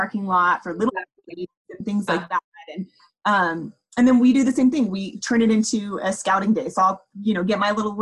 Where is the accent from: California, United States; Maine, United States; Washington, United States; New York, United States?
California, United States; moved away as an adult; we're from California